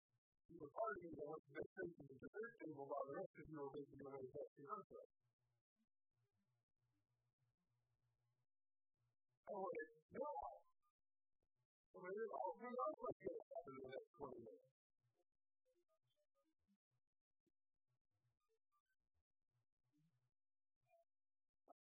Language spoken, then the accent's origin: English; Indiana, United States; now in Michigan, United States; I grew up in Indiana